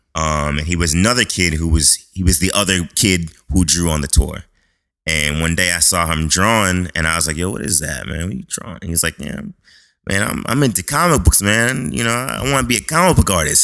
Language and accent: English; Boston, Massachusetts, United States; I was born in Boston, Massachusetts. Uh, uh, grew up. Well, my neighborhood was Mattapan. It's a uh, it's, it's like the inner city of Boston.